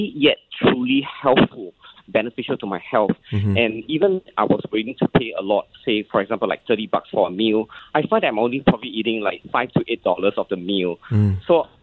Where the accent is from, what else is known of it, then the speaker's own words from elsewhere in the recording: Singapore; I'm Singaporean Chinese and I grew up in a Peranakan household